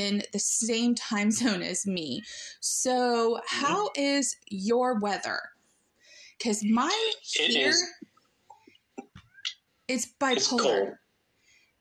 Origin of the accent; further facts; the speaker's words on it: Illinois, United States; also born or lived in Arkansas; now in Oklahoma, United States; I was born in Illinois, lived in Arkansas for a little while, and now I live in Oklahoma